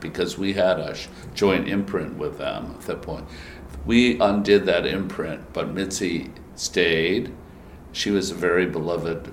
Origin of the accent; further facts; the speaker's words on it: Massachusetts, United States; moved away as an adult; also born or lived in England; now in New York, United States; I was from Massachusetts